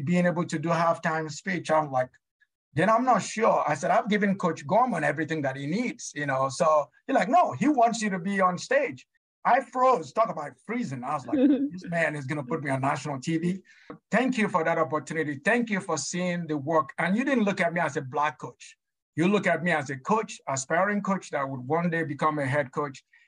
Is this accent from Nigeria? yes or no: yes; Nigeria; moved away as an adult; now in United States; I'm just that little poor kid, you know, that grew up in Nigeria.